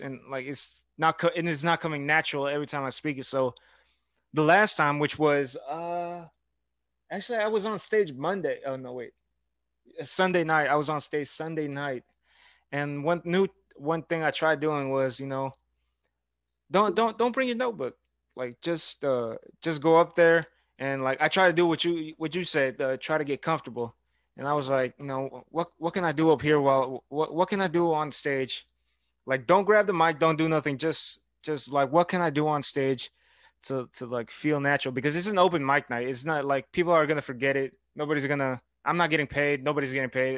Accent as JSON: {"language": "English", "town": "Houston", "region": "Texas", "country": "United States", "tie": "born or raised there", "lives_now": "Brenham, United States", "said": "I go to Blinn College, but I grew up in Houston"}